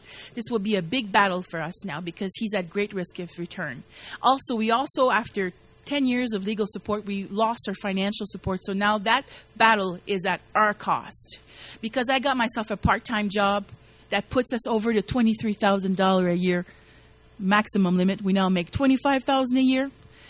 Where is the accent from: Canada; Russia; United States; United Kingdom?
Canada; I'm yelling, I'm a Canadian citizen! You know, trying to make a point here. I'm a Canadian citizen.